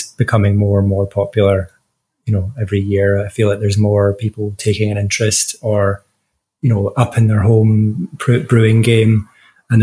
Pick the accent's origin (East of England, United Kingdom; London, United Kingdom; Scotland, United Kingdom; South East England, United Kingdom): Scotland, United Kingdom; Glasgow; I am a Glaswegian male